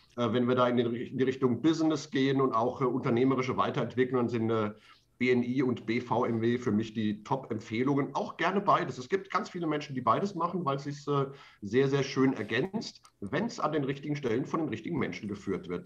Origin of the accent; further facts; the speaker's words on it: Mainz, Rhineland-Palatinate, Germany; meiner Heimatstadt Mainz